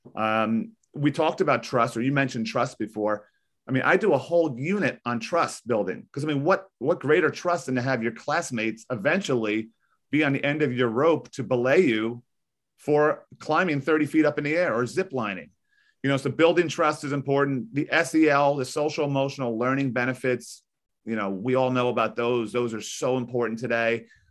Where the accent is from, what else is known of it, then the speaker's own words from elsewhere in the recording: Maplewood, New Jersey, United States; I grew up in this area. I, I'm twenty-two miles west of New York City. I live in a beautiful town called Maplewood, New Jersey